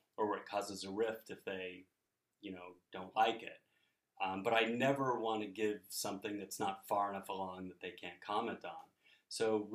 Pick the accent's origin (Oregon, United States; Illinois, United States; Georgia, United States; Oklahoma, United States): Oregon, United States; growing up in Oregon